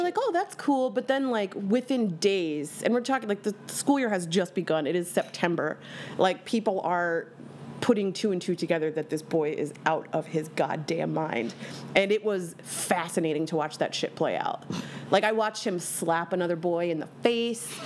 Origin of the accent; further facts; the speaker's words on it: Bucks County, outside Philadelphia, Pennsylvania, United States; I am from Philadelphia, Pennsylvania, born and raised, actually outside of the city